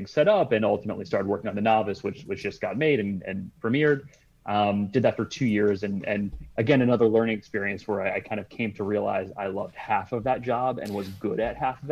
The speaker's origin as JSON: {"language": "English", "region": "Michigan", "country": "United States", "moved": "as an adult", "lives_now": "Los Angeles, United States", "said": "I came from Michigan originally"}